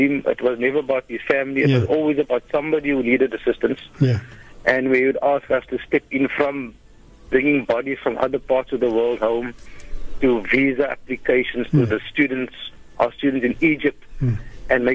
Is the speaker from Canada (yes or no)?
no; South Africa; as South African Muslims, in fact, we are living in a country under a just rule